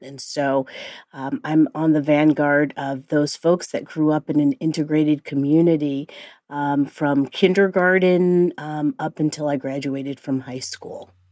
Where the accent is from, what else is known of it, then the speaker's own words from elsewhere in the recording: Cleveland Heights, Ohio, United States; moved away; I am from the Midwest and I grew up in Cleveland Heights, Ohio